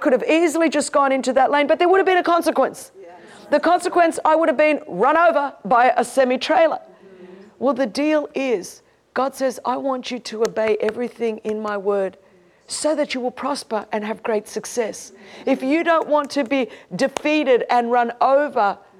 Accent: Sydney, New South Wales, Australia; I grew up in Sydney, Australia, one of the most beautiful cities

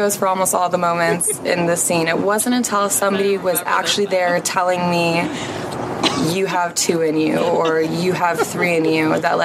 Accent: Georgia, United States; first language Portuguese; English is a second language; also born or lived in Brazil; I grew up a little bit in Georgia

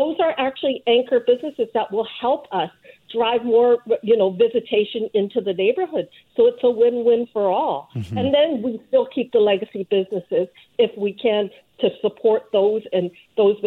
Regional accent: Vancouver, British Columbia, Canada; I grew up here in Vancouver

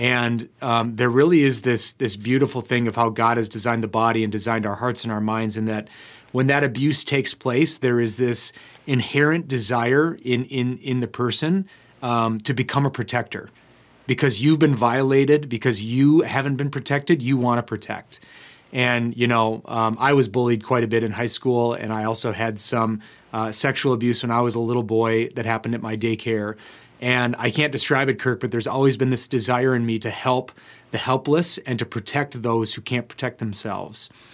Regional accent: United States; as Americans

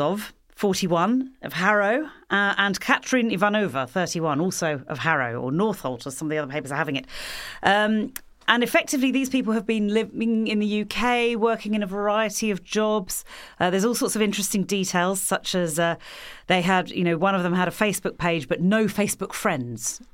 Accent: New Zealand; I'm a New Zealander

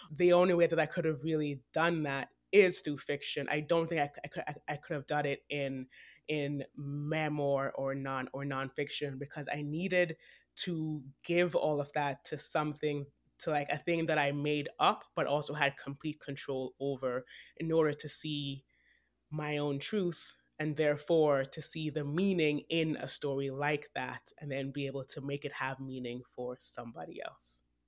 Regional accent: Jamaica; also born or lived in Texas / Vancouver; now in New York City, United States; I was born in Jamaica. I was older when I left than Akua. I lived in Texas for seven years

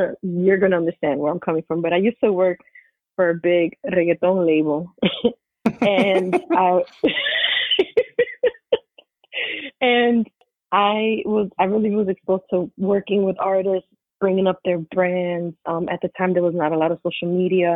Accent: New York, United States; born and raised in New York all day.

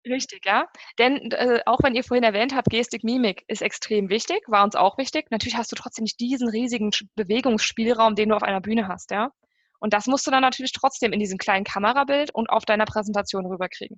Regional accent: Germany; bei uns in Deutschland

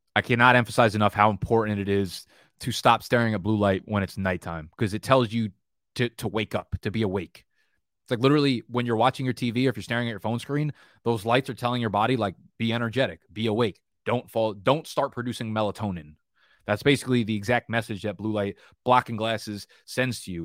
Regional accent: New Jersey, United States; moved away as an adult; now in New York, United States; back to New Jersey, just my hometown

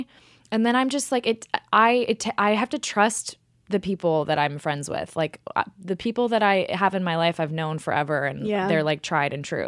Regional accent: Texas, United States; now in New York, United States; I was born here, but I grew up in Texas.

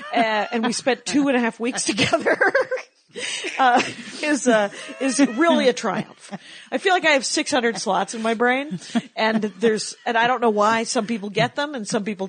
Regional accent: Wisconsin, United States; And because I'm from Wisconsin.

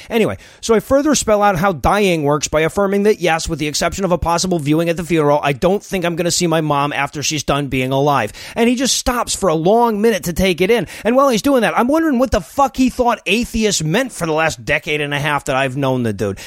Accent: Deep South, United States; I'm American. I grew up in the deep south

